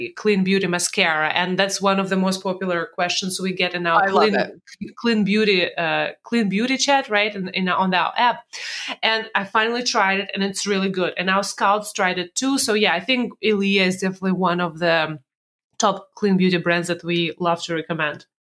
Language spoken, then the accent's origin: English; Russia; moved away; when I was born in Russia, in USSR